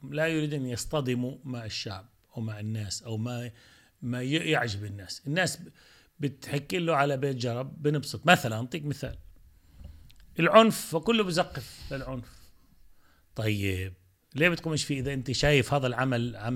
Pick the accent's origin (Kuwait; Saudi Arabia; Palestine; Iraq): Palestine; أنا {S0} مسلم أه عربي فأنا فلسطيني آه، جزء لا يتجزأ من هذا الشعب هذا شعبي وهذه لغتي وأحمد الله سبحانه وتعالى أني ولدت, ولدت في بيت عربي فلسطيني